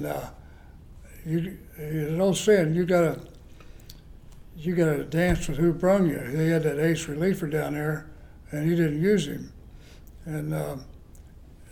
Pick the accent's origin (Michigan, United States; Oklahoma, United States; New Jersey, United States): Oklahoma, United States; Chelsea; My dream was growing up in Chelsea, Oklahoma